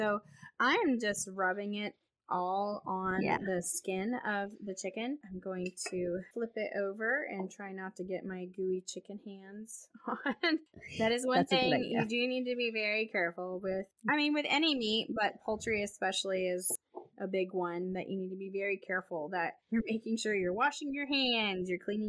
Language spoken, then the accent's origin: English; United States; I'm American and I don't speak French.